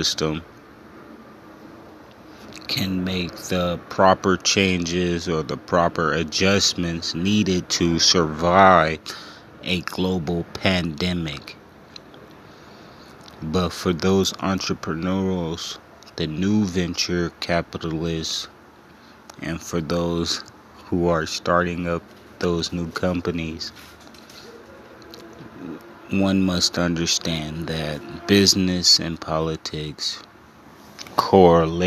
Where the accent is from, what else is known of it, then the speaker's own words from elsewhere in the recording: Los Angeles, California, United States; Growing up in Los Angeles